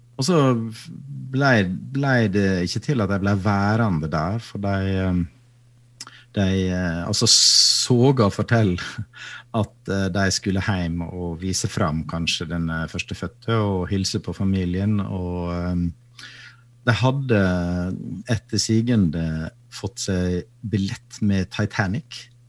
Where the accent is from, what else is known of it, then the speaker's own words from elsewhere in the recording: Sykkylven, Møre og Romsdal, Norway; moved away; Hjemme i Sykkylven så hadde, hadde, vi en prest